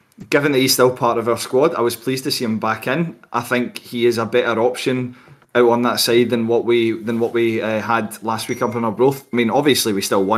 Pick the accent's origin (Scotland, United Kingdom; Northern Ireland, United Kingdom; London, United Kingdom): Scotland, United Kingdom; Glasgow; we're all from Glasgow